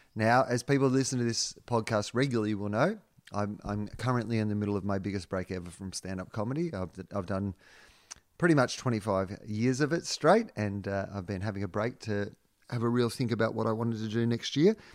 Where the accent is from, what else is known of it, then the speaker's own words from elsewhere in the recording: Australia; being an Australian